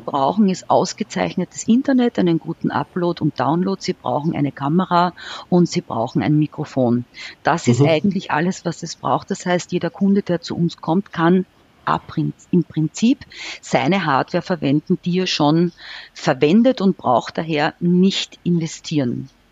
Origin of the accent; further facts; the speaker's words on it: Austria; bei uns in Österreich